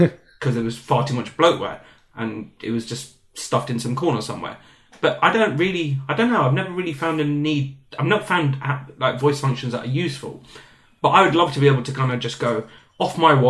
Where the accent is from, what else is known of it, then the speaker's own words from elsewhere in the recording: London, United Kingdom; accent: British; I'm from London, like proper Englishman